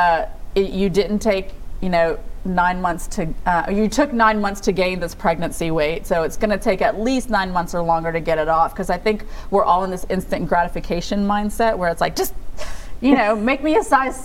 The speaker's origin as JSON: {"language": "English", "country": "United States", "said": "I'm an American woman"}